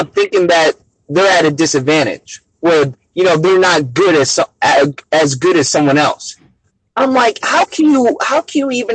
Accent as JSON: {"language": "English", "town": "New York City", "region": "New York", "country": "United States", "moved": "yes", "lives_now": "Hawaii, United States", "said": "I'm from Bronx. I'm from New York"}